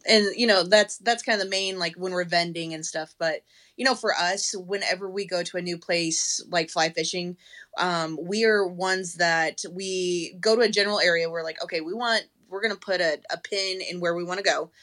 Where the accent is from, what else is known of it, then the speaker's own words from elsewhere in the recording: Colorado, United States; moved away as an adult; now in Texas, United States; I growing up in Colorado